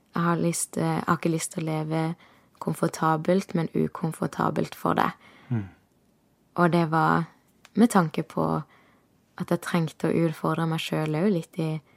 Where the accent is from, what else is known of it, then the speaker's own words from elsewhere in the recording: Kristiansand, Agder, Norway; moved away as an adult; hadde jeg nesten ikke vært hjemme i Kristiansand